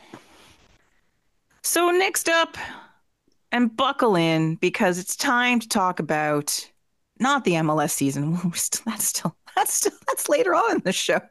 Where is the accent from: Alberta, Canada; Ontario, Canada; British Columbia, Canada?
British Columbia, Canada; Vancouver; also born or lived in Toronto area; now in Toronto, Canada; I'm from Vancouver, but I live in the global Toronto area.